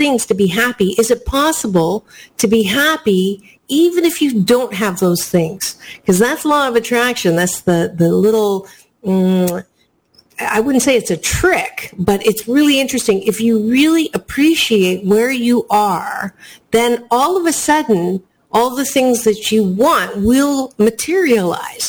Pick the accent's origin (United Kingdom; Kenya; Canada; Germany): Canada; now in United States; Black Friday is not something that I grew up with because I was born in Canada